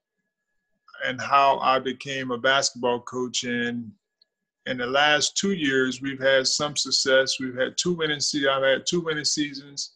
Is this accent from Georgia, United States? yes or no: yes; Thomasville, Georgia, United States; moved away; also born or lived in Pensacola, Florida; I'm from Thomasville, Georgia.